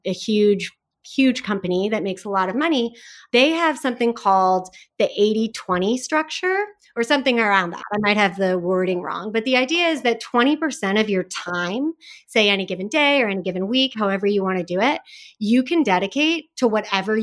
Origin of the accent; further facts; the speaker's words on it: Silicon Valley, California, United States; I grew up in Silicon Valley